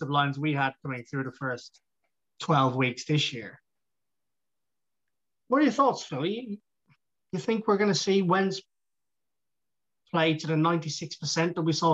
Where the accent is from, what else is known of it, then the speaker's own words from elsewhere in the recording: Ireland; I'm Irish